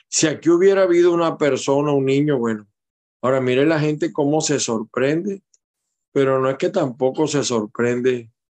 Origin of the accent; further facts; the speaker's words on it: Maracay, Aragua, Venezuela; now in United States; yo nací en Maracay y tengo mucha familia en Maracay